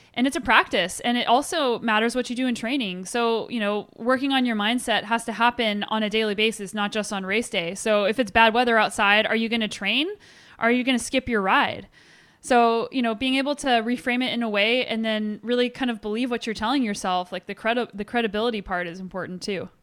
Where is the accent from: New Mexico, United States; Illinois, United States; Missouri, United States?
New Mexico, United States; Albuquerque; I grew up in Albuquerque, New Mexico